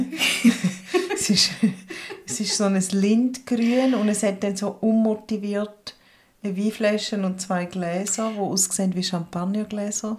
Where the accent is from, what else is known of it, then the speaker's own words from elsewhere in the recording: St. Gallen, Switzerland; now in Bern, Switzerland; wir St. Gallerinnen in Bern